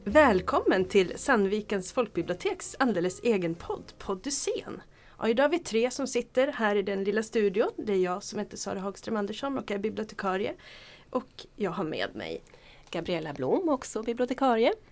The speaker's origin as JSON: {"language": "Swedish", "town": "Gävle", "region": "Gävleborg County", "country": "Sweden", "said": "jag är från Gävle."}